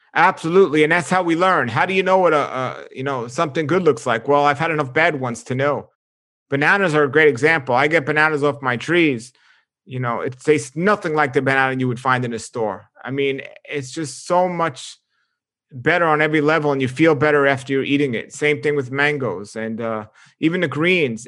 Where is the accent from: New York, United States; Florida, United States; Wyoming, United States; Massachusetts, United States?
New York, United States; moved away; growing up in New York